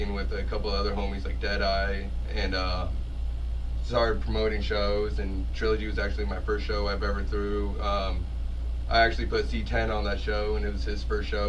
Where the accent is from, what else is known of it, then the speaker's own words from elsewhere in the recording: Omaha, Nebraska, United States; now in Council Bluffs, United States; I grew up here in Omaha, right? Went to Miller South for a little. Well, I was enrolled, but ended up graduating MLC. Now I'm over in Council Bluffs